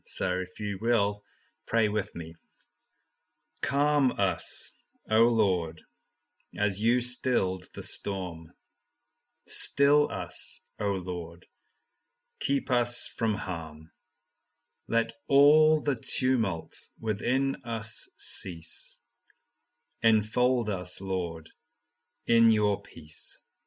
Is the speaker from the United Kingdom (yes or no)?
yes; Norwich, East of England, United Kingdom; moved away as an adult; also born or lived in United States; I grew up in Norwich in England